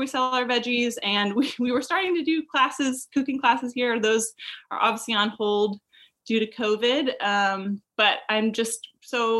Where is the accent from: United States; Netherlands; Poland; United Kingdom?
United States; St. Louis, Missouri; moved away as an adult; also born or lived in Virginia; now in Raleigh-Durham, United States; I am actually from the Midwest originally, from the suburbs of St. Louis